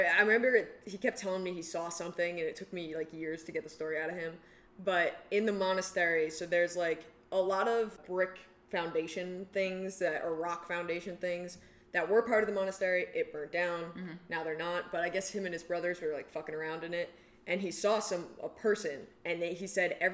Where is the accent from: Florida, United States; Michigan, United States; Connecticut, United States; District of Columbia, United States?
Connecticut, United States; I'm from Connecticut